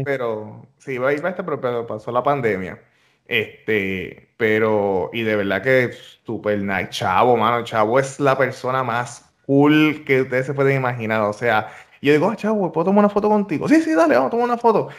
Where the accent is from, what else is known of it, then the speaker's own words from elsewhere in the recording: Ponce, Puerto Rico; now in United States; barrio donde yo soy, de, la organización que yo soy allá en, Ponce, este, en Los Caobos